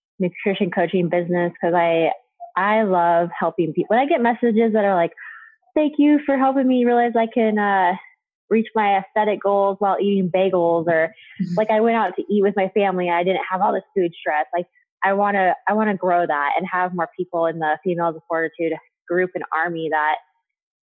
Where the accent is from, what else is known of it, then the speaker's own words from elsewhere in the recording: Idaho, United States; my home state of Idaho